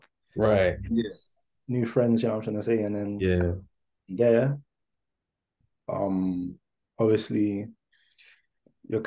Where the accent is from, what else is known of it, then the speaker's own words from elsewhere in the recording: Hertfordshire, East of England, United Kingdom; also born or lived in Tottenham, London; I was born in North London, Tottenham, and then I moved to Hertfordshire. Probably year four, yeah, year four, basically year four